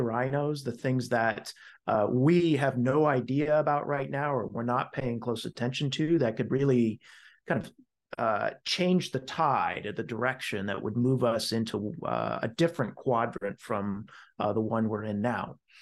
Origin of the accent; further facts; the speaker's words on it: United States; as an American